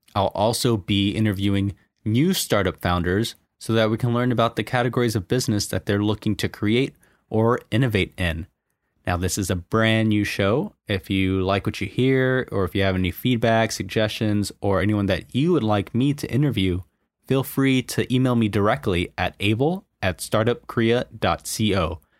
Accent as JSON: {"language": "English", "country": "United States", "moved": "as an adult", "lives_now": "Korea", "said": "I'm American and I went to school in the U S"}